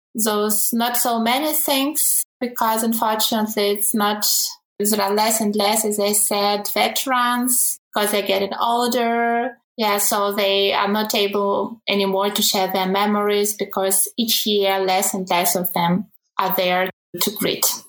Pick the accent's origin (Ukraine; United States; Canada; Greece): Ukraine; now in Germany; originally I come from Ukraine.